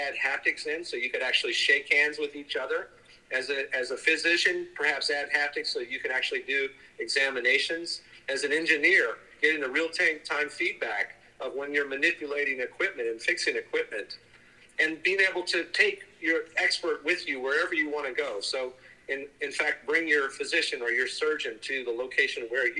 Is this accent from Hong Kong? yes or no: no; Germany; now in United States; I was born in Germany. And now we work here in the United States